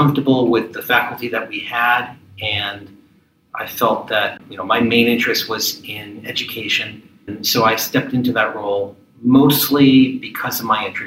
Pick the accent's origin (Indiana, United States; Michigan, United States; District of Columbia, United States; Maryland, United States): Maryland, United States; also born or lived in Ohio / California / Philadelphia; I grew up in the D.C. suburbs